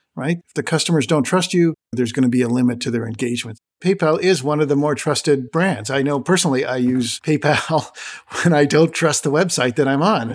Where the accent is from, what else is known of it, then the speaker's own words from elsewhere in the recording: Canada; As a Canadian myself